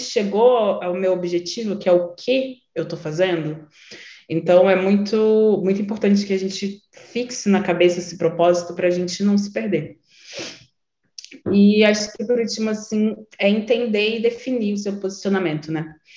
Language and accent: Portuguese; Nilópolis, Rio de Janeiro, Brazil; moved away as an adult; now in São Paulo, Brazil; eu sou uma mulher negra da Baixada Fluminense, que eu nasci em Nilópolis